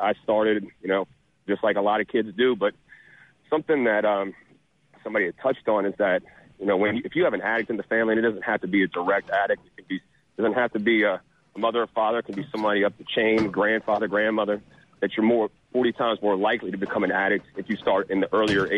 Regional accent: Covington, Louisiana, United States; also born or lived in Jackson, Mississippi; I'm actually from Louisiana. I'm from Covington, Louisiana

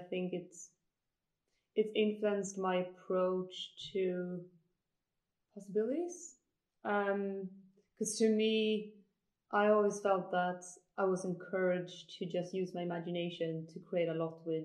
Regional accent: countryside outside of Uppsala, Uppsala County, Sweden; I did not grow up in Stockholm. I'm actually from the countryside outside of Uppsala

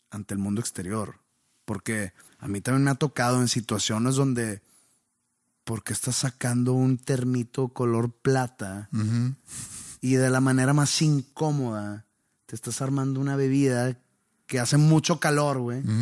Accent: Mexico; Sí, pero no hay pedo para que vean que soy mexicano y que le voy a México

